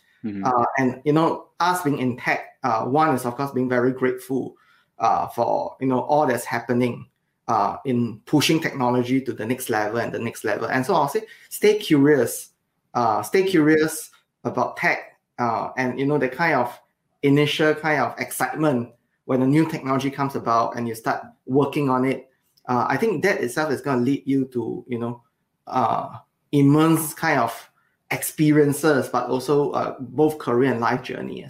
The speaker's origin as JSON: {"language": "English", "country": "Singapore", "tie": "born or raised there", "moved": "yes", "lives_now": "Redmond, United States", "said": "So I moved out of Singapore about 13 years ago. And as many of you know, or if you have not, Singapore is a beautiful island."}